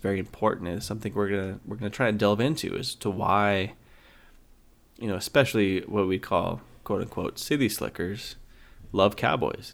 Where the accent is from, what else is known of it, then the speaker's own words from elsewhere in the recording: Idaho, United States; moved away as an adult; now in North Carolina, United States; I grew up in Idaho